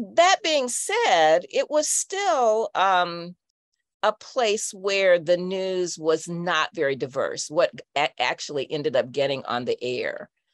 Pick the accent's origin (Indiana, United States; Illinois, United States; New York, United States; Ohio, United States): Indiana, United States; Indianapolis; also born or lived in Chicago; I grew up in Indianapolis, uh, in a suburb that was Black